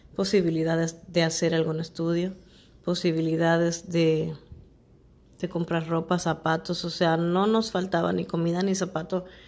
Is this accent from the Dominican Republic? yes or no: yes; Santo Domingo, Dominican Republic; Sabana Perdida es un, barrio de aquí de, República Dominicana, Santo Domingo.